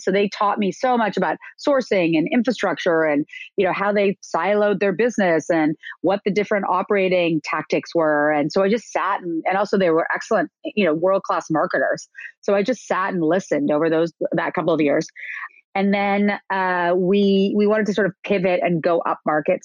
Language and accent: English; Canada; moved away as an adult; also born or lived in New York; I am Canadian and I came to New York to go to Parsons School of Design